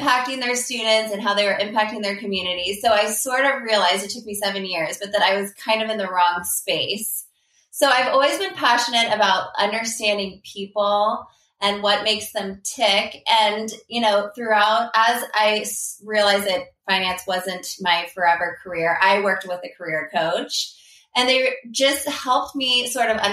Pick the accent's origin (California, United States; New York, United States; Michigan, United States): California, United States; Palo Alto; moved away as an adult; also born or lived in Princeton, New Jersey; I grew up in Palo Alto, California, which is now the heart of Silicon Valley